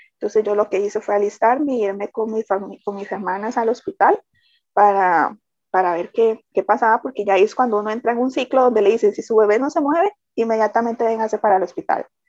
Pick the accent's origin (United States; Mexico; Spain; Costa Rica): Costa Rica; San José; soy de Costa Rica, San José.